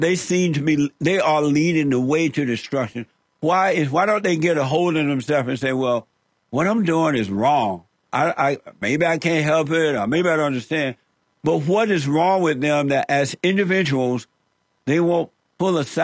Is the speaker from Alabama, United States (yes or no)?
yes; Alabama, United States; moved away as an adult; When I was growing up, I grew up in Alabama on a plantation